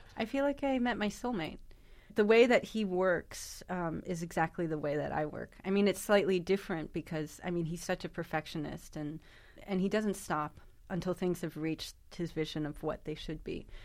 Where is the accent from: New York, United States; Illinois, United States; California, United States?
New York, United States; my hometown of New York.